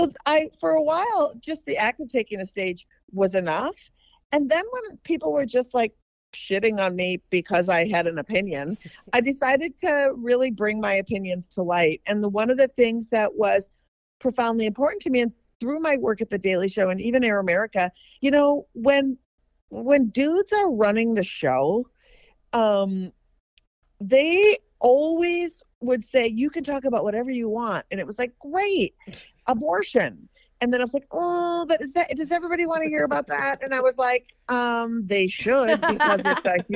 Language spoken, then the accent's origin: English; Minnesota, United States; I'm from Minnesota, and I live part of the time in Minneapolis